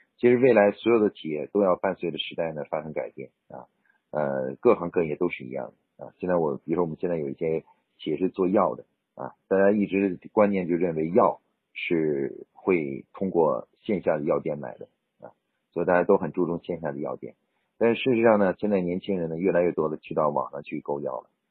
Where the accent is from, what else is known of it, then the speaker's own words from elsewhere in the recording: China; 我们中国人的农历年